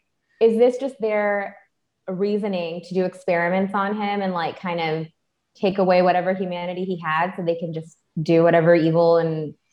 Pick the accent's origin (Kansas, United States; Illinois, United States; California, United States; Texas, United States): Texas, United States; In my home state of Texas.